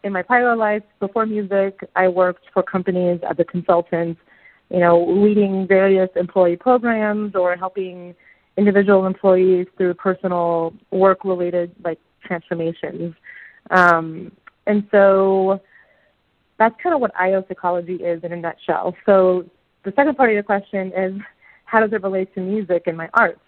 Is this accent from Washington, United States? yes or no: yes; Seattle, Washington, United States; moved away as an adult; So I'm from Seattle, Washington, and you know the United States. I haven't been back to Seattle in 18 months since I moved before the pandemic